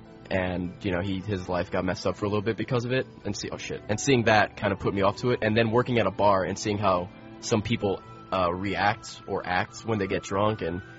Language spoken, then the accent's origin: English; Selden, New York, United States; moved away as an adult; also born or lived in Queens, New York; I grew up in Long Island. Selden, New York.